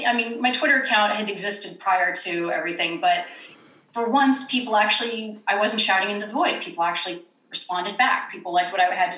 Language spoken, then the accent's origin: English; Huntington Beach, California, United States; also born or lived in Los Angeles County, California; now in Florida, United States; I am from Huntington Beach, California